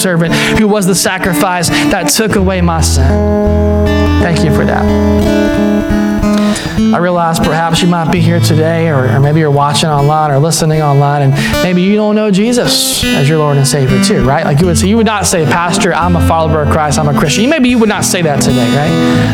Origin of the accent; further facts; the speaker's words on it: Deep South, United States; I grew up in the Deep South